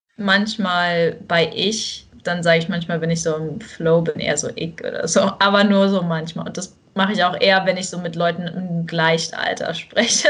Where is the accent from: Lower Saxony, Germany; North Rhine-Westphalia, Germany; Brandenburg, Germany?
Brandenburg, Germany; Bernau; moved away as an adult; now in Texas, United States; ich bin eigentlich eher aus Bernau, aus Brandenburg